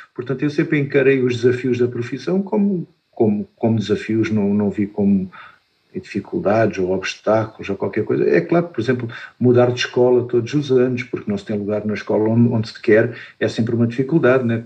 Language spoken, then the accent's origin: Portuguese; Faro, Algarve, Portugal; eu sou de Faro, quando, quando estudava no Liceu de Faro